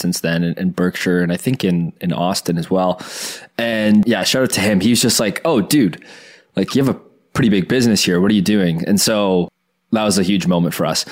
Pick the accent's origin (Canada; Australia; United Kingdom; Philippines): Canada; Oakville, Ontario; I grew up in Oakville with a lot of very rich people